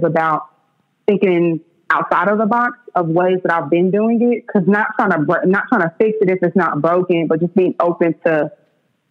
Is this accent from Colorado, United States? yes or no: no; Oklahoma City, Oklahoma, United States; I'm born and raised in Oklahoma City, shout out to the East Side